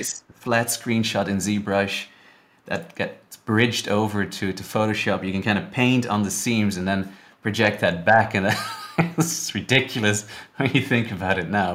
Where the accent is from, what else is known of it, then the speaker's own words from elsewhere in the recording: Netherlands; moved away as an adult; also born or lived in Vancouver; I'm from the Netherlands originally